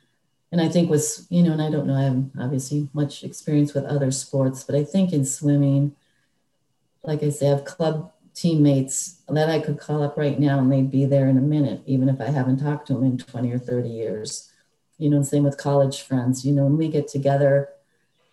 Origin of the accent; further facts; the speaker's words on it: Minneapolis, Minnesota, United States; Minnesota's my home. Obviously, I was born and raised in Minneapolis